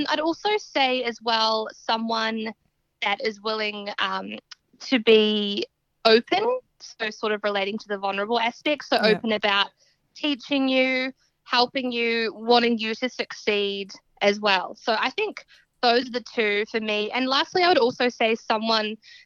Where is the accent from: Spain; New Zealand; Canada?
New Zealand; Southbridge, Canterbury; moved away as an adult; now in Australia; I am a Kiwi from actually a really small rural town in New Zealand called Southbridge, and then we moved to the city.